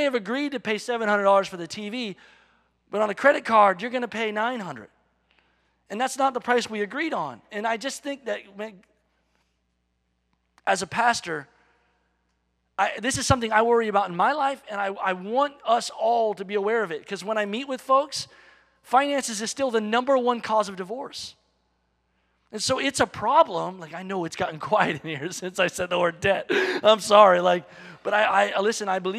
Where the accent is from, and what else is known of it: United States